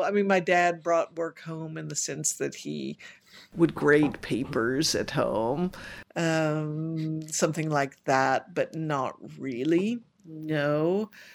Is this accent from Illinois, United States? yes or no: no; Richmond, Kentucky, United States; I was born and raised in Richmond, Kentucky